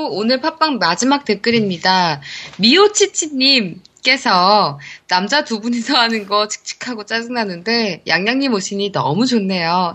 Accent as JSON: {"language": "Korean", "region": "Seoul", "country": "South Korea", "said": "제가 사실 서울 사람이라서 제가 이 경상도 사투리를 잘 못하거든요."}